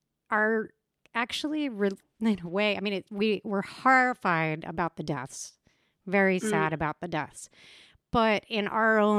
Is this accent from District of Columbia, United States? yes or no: yes; Washington, District of Columbia, United States; moved away; also born or lived in New York; I grew up in Washington, D.C. and lived in New York